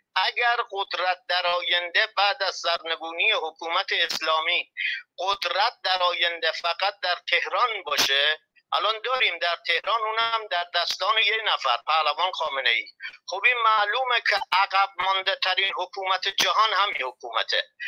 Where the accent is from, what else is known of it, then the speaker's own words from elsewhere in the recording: Iran; ما ایرانی هستیم